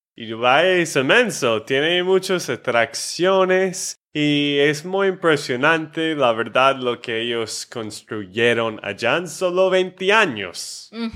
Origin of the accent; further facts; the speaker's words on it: Texas, United States; de Texas, Estados Unidos